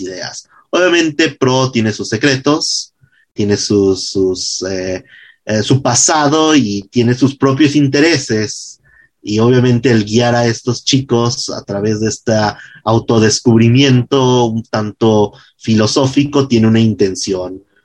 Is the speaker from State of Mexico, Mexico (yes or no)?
no; Jalisco, Mexico; yo soy jalisciense, yo escribo pensando en Guadalajara